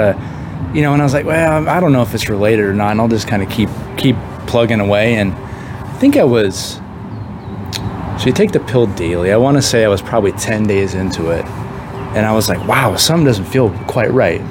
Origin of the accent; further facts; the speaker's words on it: Coeur d'Alene, Idaho, United States; moved away as an adult; born and raised in Coeur d'Alene, Idaho, and then moved around